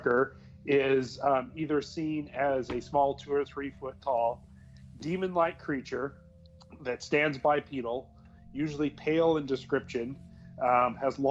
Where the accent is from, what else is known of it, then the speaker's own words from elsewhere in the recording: Southern California, United States; growing up in Southern California in a big city